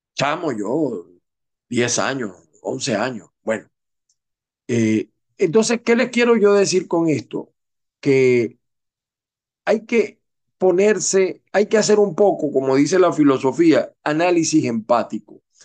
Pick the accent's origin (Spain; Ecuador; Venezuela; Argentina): Venezuela; moved away; en mi país, Venezuela